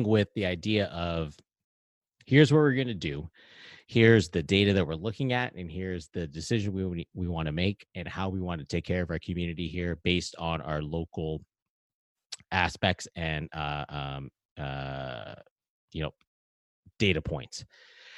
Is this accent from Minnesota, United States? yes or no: no; Hawaii, United States; also born or lived in Alaska; now in Maryland, United States; I'm from Hawaii